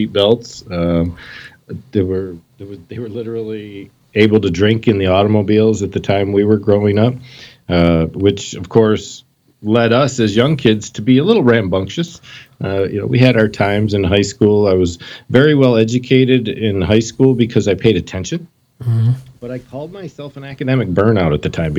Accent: Michigan, United States; I was born and raised here in Michigan. I've never really moved anywhere outside of the state

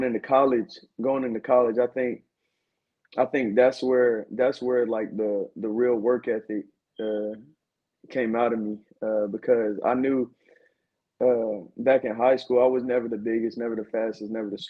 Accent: Winston-Salem, North Carolina, United States; also born or lived in Fayetteville, North Carolina; now in Raleigh, United States; I'm originally from Winston-Salem, North Carolina. Went to high school in Fayetteville, North Carolina at Southview High School

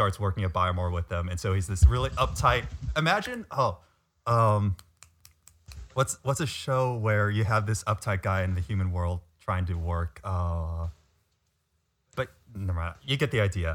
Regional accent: West Coast of the US, United States; moved away as an adult; now in Boston, United States; I grew up on the West Coast where there is no history

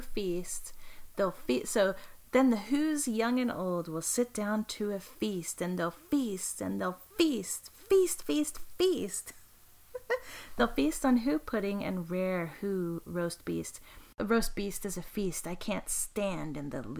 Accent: East Coast, United States; I say icebox when I'm referring to the refrigerator because I'm from the East Coast

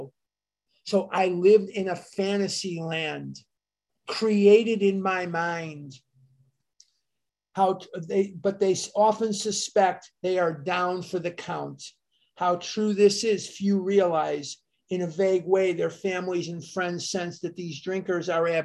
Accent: United States; as an American

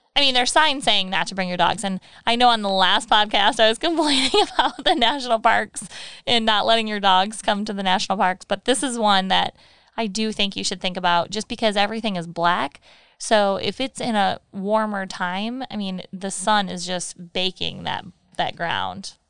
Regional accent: Michigan, United States; we're from Michigan, so we're fudge knobs

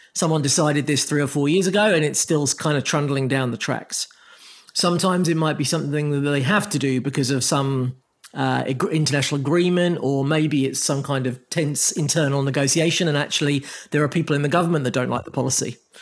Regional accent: Croydon, London, United Kingdom; my hometown

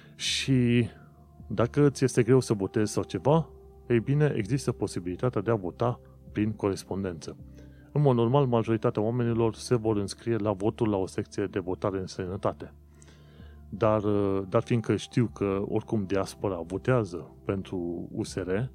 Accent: Romania; moved away as an adult; now in London, United Kingdom; am plecat din România

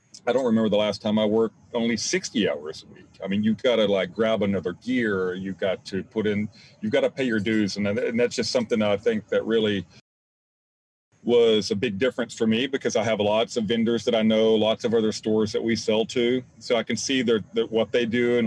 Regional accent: Zephyr, Texas, United States; now in Houston, United States; I grew up in Zephyr, Texas.

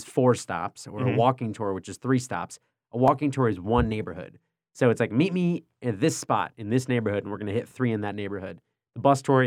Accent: New Jersey, United States; moved away as an adult; now in Brooklyn, United States; I'm from Jersey

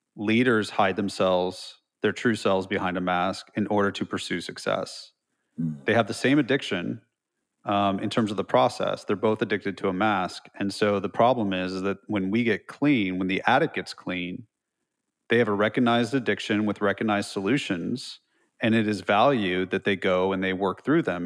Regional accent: California, United States; moved away as an adult; also born or lived in Los Altos Hills, California / Los Angeles, California; now in Nashville, United States; I'm from California, so I say dude, and I had long hair and hoop earrings

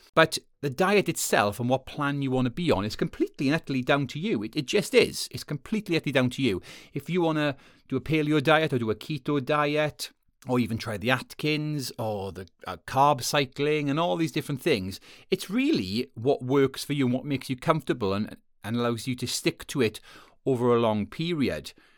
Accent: Wales, United Kingdom; moved away; I'm from Wales originally.

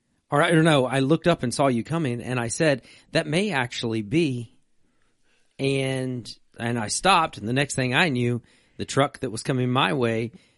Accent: Virginia, United States; I'm a redneck from Virginia.

